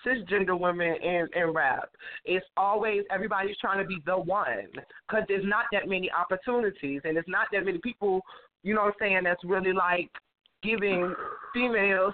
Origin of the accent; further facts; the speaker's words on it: Virginia, United States; moved away; I'm originally from Virginia